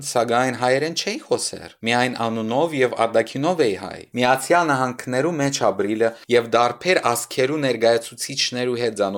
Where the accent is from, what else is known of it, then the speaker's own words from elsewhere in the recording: Moscow, Russia; moved away as an adult; also born or lived in United States; Ես ծնած եմ Մոսկվա, բայց հայրս ծնած է Սյունիքի Գաբան քաղաքը։ Մայրս ալ Արցախի Մարդագերտի շրջանին Թալիշ գյուղեն է։ Ծնողքս հանդիպած եւ բսակված է Երևանի մեջ եւ 1976 թվականին դեղափոխված է Մոսկվա։